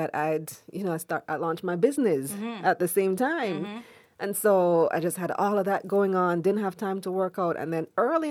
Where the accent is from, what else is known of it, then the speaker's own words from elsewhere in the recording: Belize; moved away; I'm from Belize mm-hmm. originally.